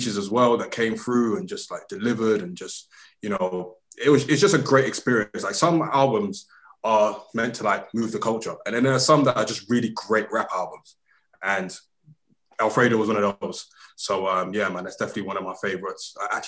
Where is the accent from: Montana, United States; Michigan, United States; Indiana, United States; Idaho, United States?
Indiana, United States; Gary; also born or lived in Lagos; I'm from Gary via Lagos.